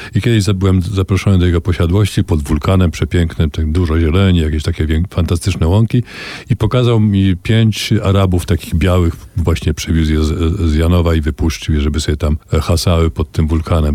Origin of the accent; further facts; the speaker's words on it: Kielce, Świętokrzyskie Voivodeship, Poland; moved away as an adult; całe moje dzieciństwo w Kielcach do 17 roku życia